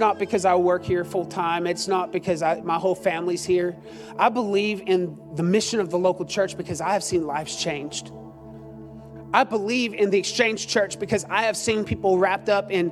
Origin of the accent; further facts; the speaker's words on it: Austin, Texas, United States; also born or lived in Cedar Park, Texas; growing up in East Austin, a little church called, I won't say it, that's still there, gave me a foundation for loving the house of the Lord